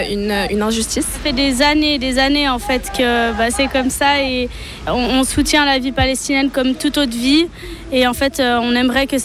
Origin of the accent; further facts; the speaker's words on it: Switzerland; Et je demande à la Suisse, comme je suis suisse, je leur demande à la Suisse qu'elle prenne sa responsabilité